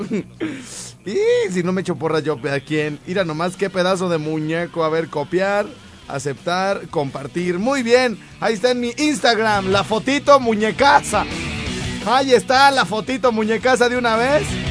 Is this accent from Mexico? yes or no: yes; Mexico; A pesar de haber eh, nacido en provincia